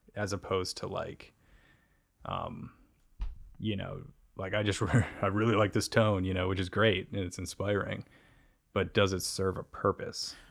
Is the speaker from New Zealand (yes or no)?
no; United States; We're from the U S